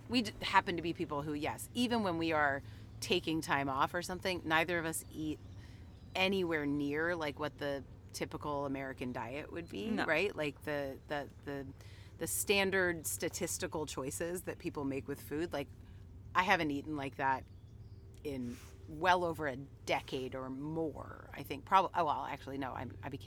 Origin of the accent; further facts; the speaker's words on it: Canada; I'm Canadian